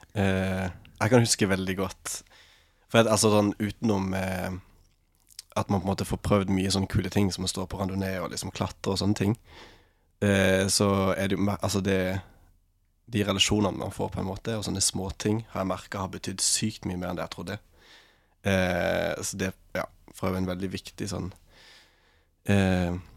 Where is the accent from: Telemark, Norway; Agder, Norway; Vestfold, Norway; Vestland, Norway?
Agder, Norway; Farsund; moved away as an adult; now in Lofoten, Norway; jeg kommer fra Farsund på Sørlandet